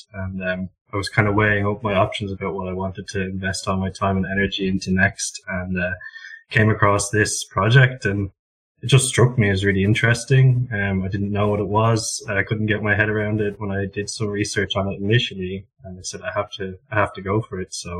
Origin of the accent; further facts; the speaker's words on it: Ireland; moved away; I'm from Ireland and I'm here living in the Netherlands, and I'm 28 years old.